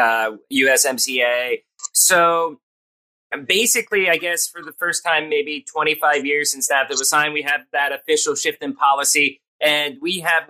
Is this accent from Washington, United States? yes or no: no; Pottsville, Pennsylvania, United States; moved away; growing up in Pennsylvania, we have Yingling beer. I'm from the hometown of Yingling beer.